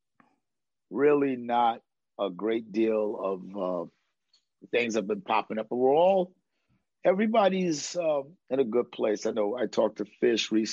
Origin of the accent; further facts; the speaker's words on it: New York, United States; I'm a New Yorker.